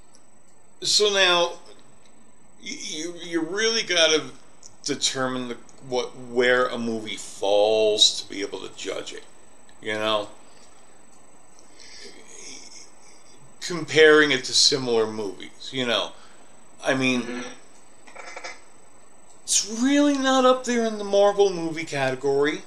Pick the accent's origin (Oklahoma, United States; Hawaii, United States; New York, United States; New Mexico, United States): New York, United States; now in Colorado Springs, United States; I'm kind of a city snob. I come from New York. I'm in Colorado Springs now